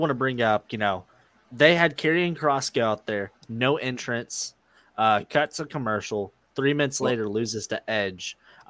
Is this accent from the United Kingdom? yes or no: yes; United Kingdom; because I'm British and he's Australian